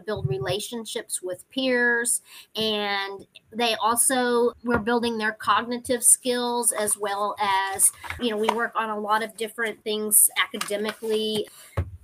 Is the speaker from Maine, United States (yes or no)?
no; Temple, Texas, United States; I grew up in Temple. I went to Thornton, Bonham, and Temple High School